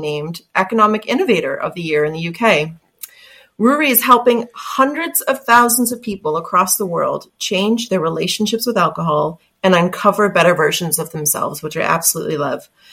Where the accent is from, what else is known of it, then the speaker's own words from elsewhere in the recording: Canada; accent: Canadian; My Canadian accent